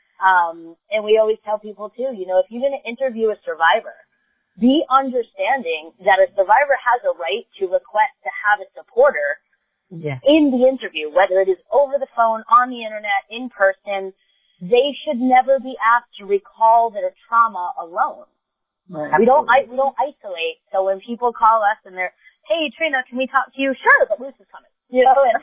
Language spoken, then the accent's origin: English; New York, United States; accent: New York; my New York accent